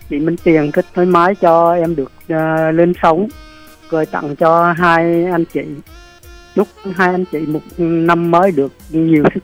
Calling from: Trà Vinh, Vietnam; gọi điện từ tỉnh Trà Vinh chị.

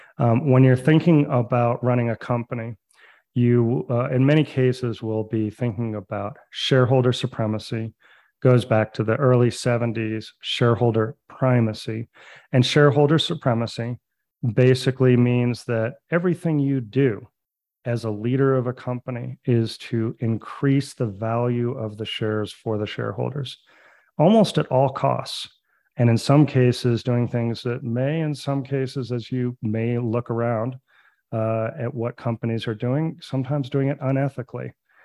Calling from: Santa Fe, New Mexico, United States; So I am calling you from Santa Fe, New Mexico. That is my home base, but our company is based in Denver, Colorado.

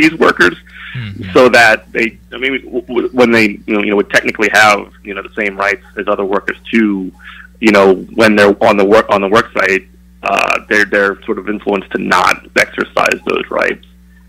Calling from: New Orleans, Louisiana, United States; … from New Orleans. How you doing?

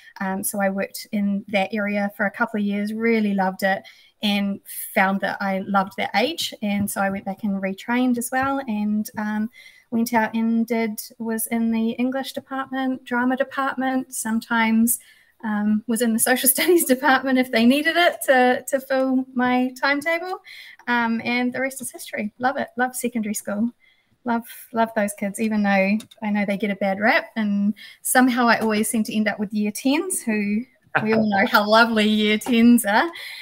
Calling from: Auckland, New Zealand; Tamaki Makaurau, Meraitai to be precise, so just across from Rangitoto.

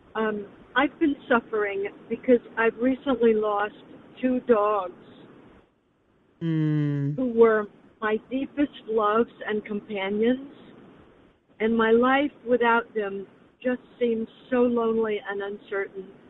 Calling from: Los Angeles, California, United States; I'm calling from Los Angeles

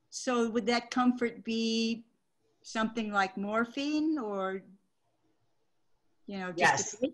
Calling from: Phoenix, Arizona, United States; Rabbi, uh … in Phoenix.

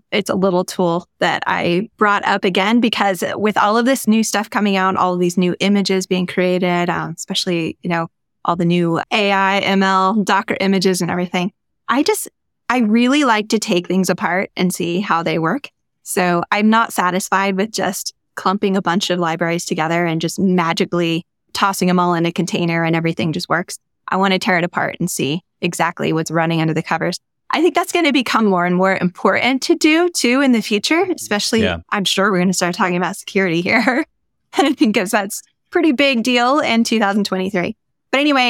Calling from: Denver, Colorado, United States; I'm calling in from Denver, Colorado, and it's really cold here right now.

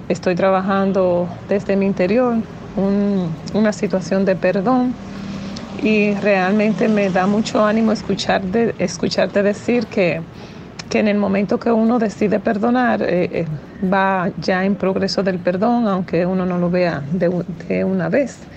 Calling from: Dominican Republic; de República Dominicana.

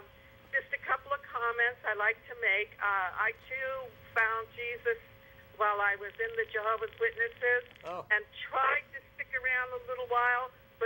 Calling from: San Jose, California, United States; I'm from San Jose, California, and my friend who lives in Colorado listens to you all the time.

